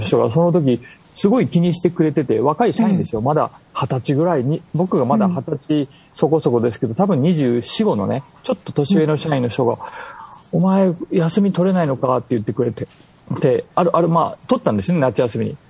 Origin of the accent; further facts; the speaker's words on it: Kyushu, Kagoshima, Japan; 鹿児島っていうか九州出身だし